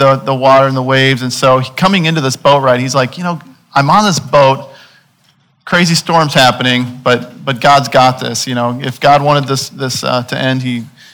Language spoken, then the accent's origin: English; Illinois, United States; I'm from Illinois, and you know, I'm from surrounded by seas of corn